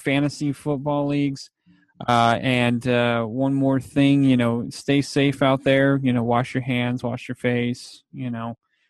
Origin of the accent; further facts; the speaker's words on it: Fresno, California, United States; you and I, we're from the Fresno area.